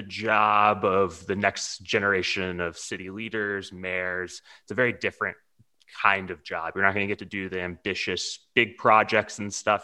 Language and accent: English; Houston, Texas, United States; So I'm from Texas. I grew up in Houston, but my family lives in Austin